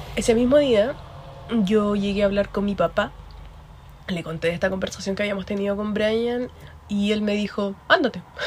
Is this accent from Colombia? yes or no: no; Concepción, Biobío, Chile; now in Ireland; yo sí soy de Concepción. Y lo mismo, me encuentro viviendo en Irlanda.